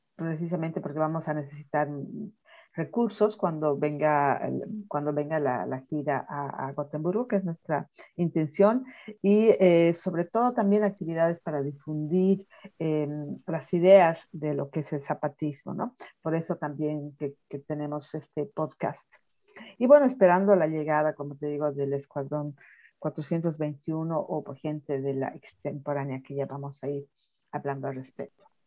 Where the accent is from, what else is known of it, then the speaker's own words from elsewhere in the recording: La Paz, Bolivia; now in Gothenburg, Sweden; soy boliviana y también de la ciudad de La Paz como Iván